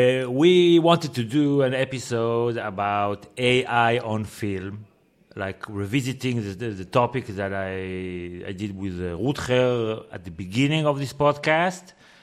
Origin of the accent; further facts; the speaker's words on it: Israel; And I feel that the more I am away from Israel, the larger the gap becomes between my experience and your experience. And I feel that were I to go back tomorrow, it's a different country than it was before.